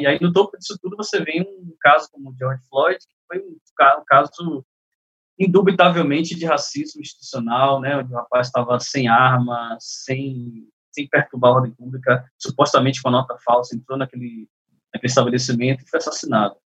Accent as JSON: {"language": "Portuguese", "town": "Salvador", "region": "Bahia", "country": "Brazil", "said": "Eu sou de Salvador, mas eu ando muito em São Paulo."}